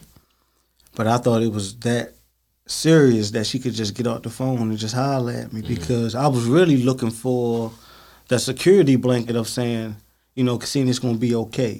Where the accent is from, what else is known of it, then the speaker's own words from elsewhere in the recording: Baltimore, Maryland, United States; growing up in Baltimore City